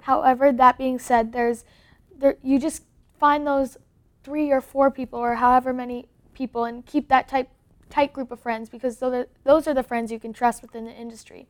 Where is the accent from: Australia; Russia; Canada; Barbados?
Canada; also born or lived in Los Angeles; I am Canadian.